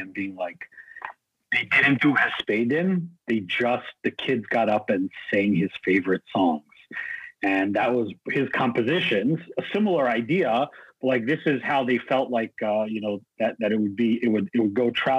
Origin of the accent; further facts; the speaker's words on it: San Diego, California, United States; growing up in La Jolla